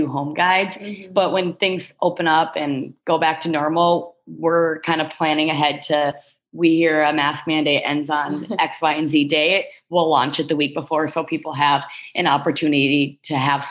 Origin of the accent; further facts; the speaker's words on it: Minnesota, United States; we're from Minnesota